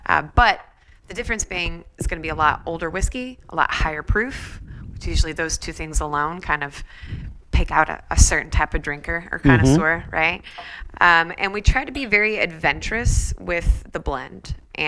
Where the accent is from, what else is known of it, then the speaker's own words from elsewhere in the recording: Peoria, Illinois, United States; Peoria, Illinois.